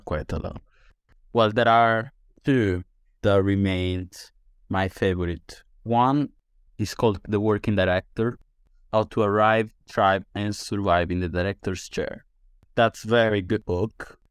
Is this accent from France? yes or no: no; Sardinia, Italy; English is a second language; moved away as an adult; also born or lived in London, United Kingdom; now in St Albans, United Kingdom; So I am from Italy. Specifically, I'm from Sardinia, which is an island